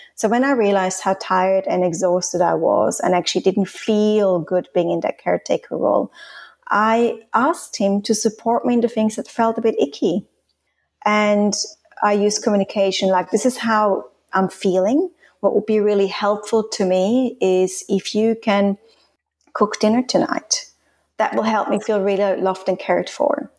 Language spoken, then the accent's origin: English; Switzerland; first language Swiss German; English is a second language; moved away as an adult; also born or lived in Australia / Hong Kong; now in Spain; I'm Swiss. I'm from Switzerland. I grew up in Switzerland till I stayed there till I was nineteen